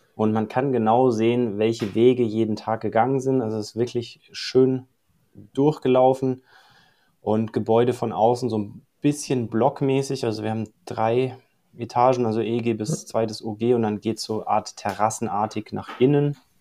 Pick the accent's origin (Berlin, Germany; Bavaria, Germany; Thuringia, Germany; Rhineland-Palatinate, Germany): Bavaria, Germany; Allgäu; moved away as an adult; also born or lived in Dubai / Mallorca / Australia; Ich bin geboren im Allgäu, aufgewachsen hier, bin dann eine Zeit im Ausland gewesen